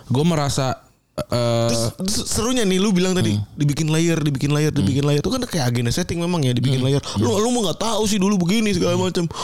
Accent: Bekasi, West Java, Indonesia; gua amat sangat pro orang Bekasi karena gua orang Bekasi ya

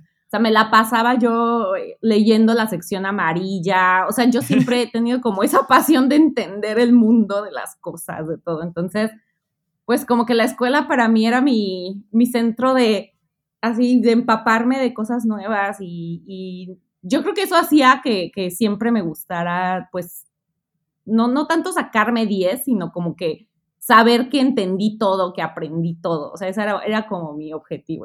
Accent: Mexico City, Mexico; moved away as an adult; now in Melbourne, Australia; yo soy mexicana del Distrito Federal, extinto Distrito Federal, ahora Ciudad de México

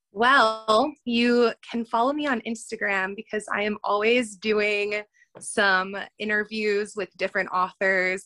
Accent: suburbs of Chicago, Illinois, United States; also born or lived in Indianapolis, Indiana; from the suburbs of Chicago

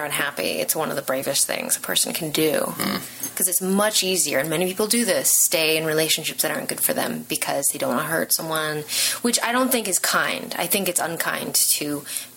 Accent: Los Angeles, California, United States; I'm born and raised in Los Angeles.

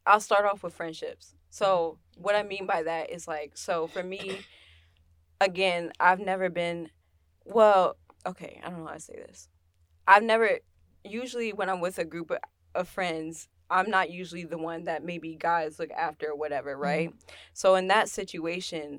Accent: Stafford, Virginia, United States; moved away as an adult; now in Richmond, United States; I'm from Stafford

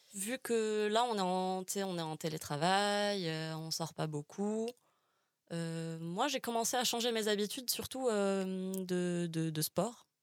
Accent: Algiers, Algiers Province, Algeria; now in Paris, France; je, suis algérienne, j'ai grandi à Alger

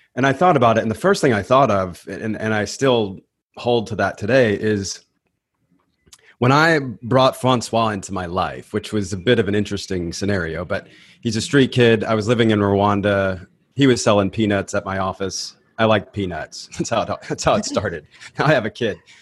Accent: Nashville, Tennessee, United States; I'm from Nashville, and I was living in Nashville. I was, uh, I guess I was just fin-, finishing high school at the time

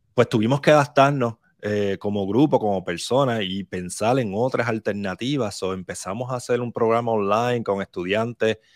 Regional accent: Barranquitas, Puerto Rico; Yo soy de Barranquitas, eh, me crié en Barranquita

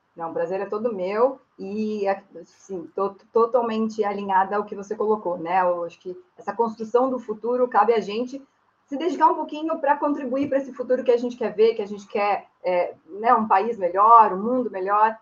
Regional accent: São Bernardo do Campo, São Paulo, Brazil; sou nascida e criada em São Bernardo

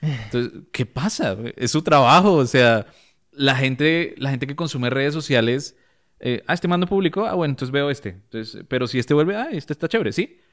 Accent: Bogotá, Colombia; Yo, yo me crié en Libertadores

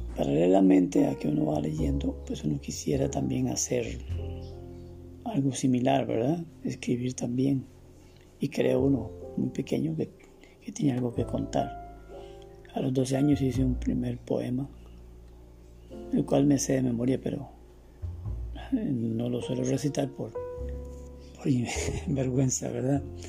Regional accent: Costa Rica; nací en Navangares el 25 de julio de 1951 en una localidad que se llama Concepción, en una finquita, en un ambiente totalmente rural

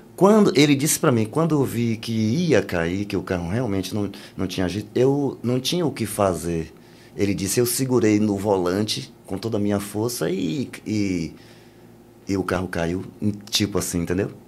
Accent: Bahia, Brazil; eu sou baiano

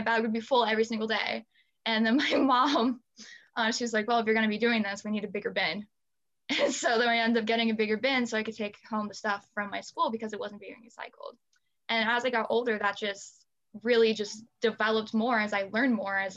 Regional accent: Bellevue, Nebraska, United States; I'm from Bellevue, Nebraska, and so it's a little bit south of Omaha. So I grew up in a suburb

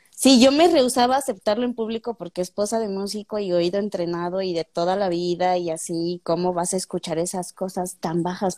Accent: Taxco, Guerrero, Mexico; yo soy de Tasco

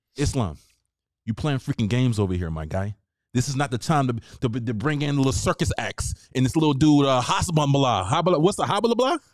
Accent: the South, United States; I'm from the South

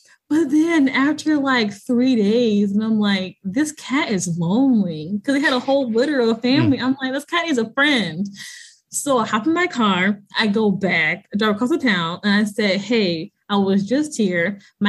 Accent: Midwest, United States; I'm from the Midwest.

